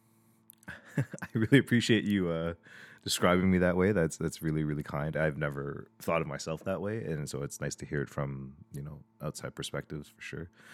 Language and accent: English; Toronto, Ontario, Canada; I was born and raised in, in Toronto, in Scarborough.